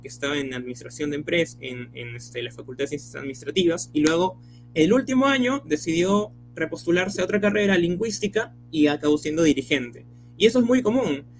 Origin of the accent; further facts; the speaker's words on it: Chimbote, Ancash, Peru; now in Nuevo Chimbote, Peru; Nací en Chimbote, pero hace unos años me mudé a Nuevo Chimbote